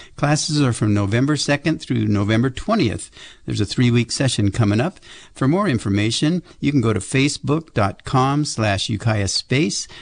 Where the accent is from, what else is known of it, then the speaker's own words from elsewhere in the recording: Berkeley, California, United States; growing up in West Berkeley